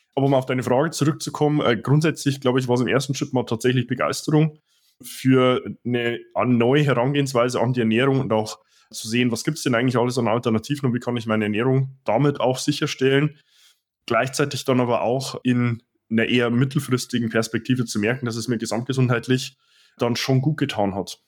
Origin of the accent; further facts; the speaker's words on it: Dingolfing, Bavaria, Germany; moved away; ich komme ja hier ursprünglich aus Dingolfing, also 100 Kilometer nordöstlich von München